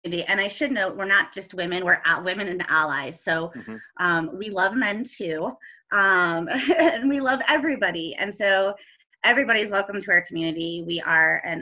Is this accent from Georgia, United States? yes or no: no; Ohio, United States; moved away as an adult; now in Colorado, United States; I am originally from Ohio